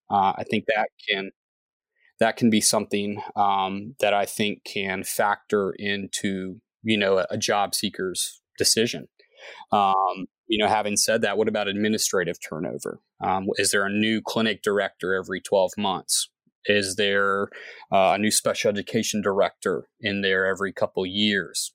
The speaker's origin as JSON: {"language": "English", "town": "Columbia", "region": "South Carolina", "country": "United States", "tie": "born or raised there", "lives_now": "Charleston, United States", "said": "I grew up in Columbia, South Carolina"}